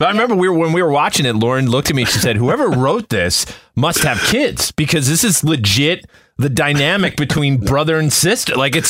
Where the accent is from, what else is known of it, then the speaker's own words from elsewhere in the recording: Canada; I grew up in Canada. I'm Canadian.